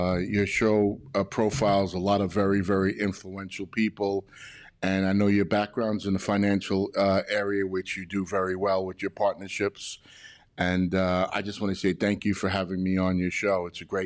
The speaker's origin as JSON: {"language": "English", "town": "New York City", "region": "New York", "country": "United States", "tie": "born or raised there", "moved": "as an adult", "lives_now": "California, United States", "said": "as a kid in Brooklyn, New York, when I was coming up and started my journey from Brooklyn, I left New York to come to California"}